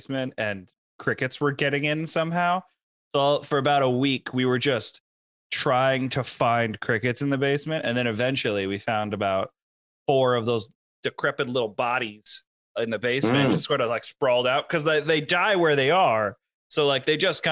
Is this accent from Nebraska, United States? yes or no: no; Connecticut, United States; I grew up in Connecticut